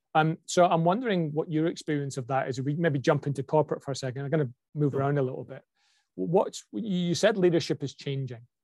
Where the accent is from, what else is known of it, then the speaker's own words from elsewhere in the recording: Scotland, United Kingdom; I'm a Scot with a Scottish name with an English family who's got an Aussie passport